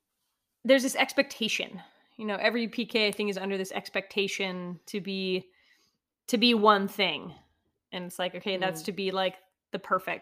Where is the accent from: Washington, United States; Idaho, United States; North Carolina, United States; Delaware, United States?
Washington, United States; Eastern; I grew up in Eastern Washington.